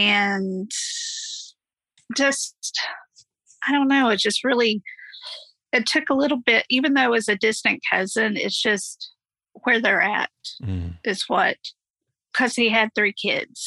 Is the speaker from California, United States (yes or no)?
no; Oklahoma, United States; I'm from Oklahoma